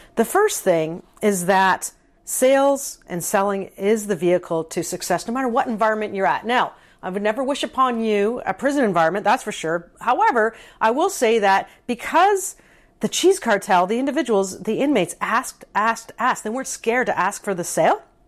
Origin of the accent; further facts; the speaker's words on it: Canada; I am a Canadian